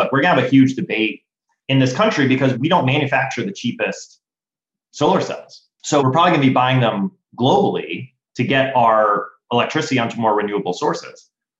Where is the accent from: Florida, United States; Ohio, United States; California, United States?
Florida, United States; I grew up in Florida, right?